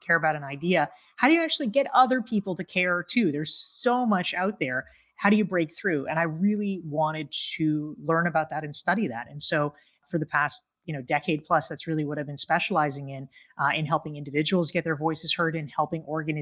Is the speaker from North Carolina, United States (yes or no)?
yes; North Carolina, United States; I grew up in North Carolina.